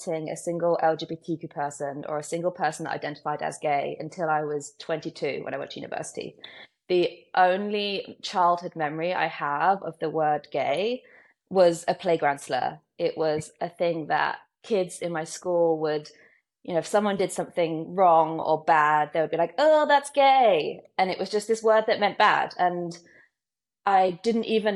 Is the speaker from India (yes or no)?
no; United Kingdom; moved away as an adult; also born or lived in Brooklyn, New York; now in New York, United States; I am British. I live in Brooklyn in New York. I've been here 8 years